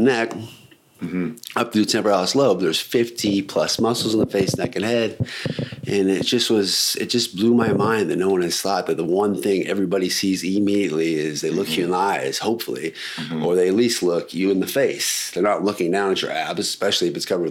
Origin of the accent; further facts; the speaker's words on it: Alaska, United States; I'm from Alaska, born and raised.